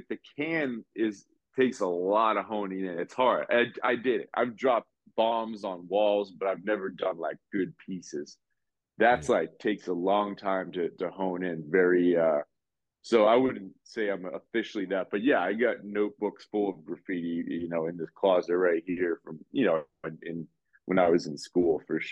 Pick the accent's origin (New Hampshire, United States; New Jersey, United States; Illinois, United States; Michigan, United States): New Hampshire, United States; Nashua; now in New York, United States; I grew up in Nashua, New Hampshire, which is like a small